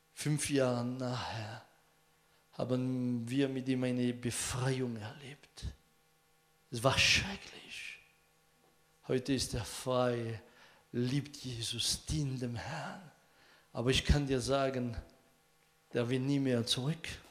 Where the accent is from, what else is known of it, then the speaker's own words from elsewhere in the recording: France; German is a second language; Bei uns in Frankreich